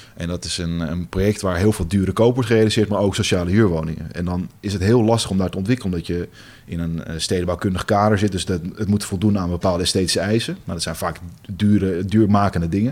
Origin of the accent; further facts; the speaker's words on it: Amsterdam, North Holland, Netherlands; moved away as an adult; now in Zaandam, Netherlands; de Amsterdammer, ik kom uit Amsterdam